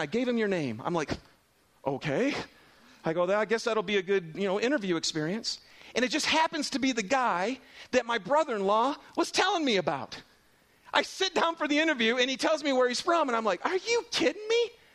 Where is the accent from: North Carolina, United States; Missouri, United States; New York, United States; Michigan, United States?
Michigan, United States; Lapeer; now in Salt Lake City, United States; I grew up in Lapeer, Michigan